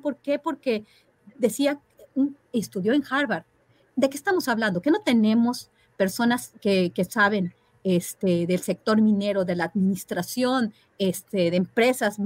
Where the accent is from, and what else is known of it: Mexico